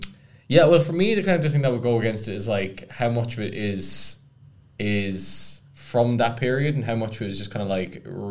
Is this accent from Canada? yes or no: no; Cork, Munster, Ireland; That is, yeah, because like Cork, my hometown, had medieval walls as well.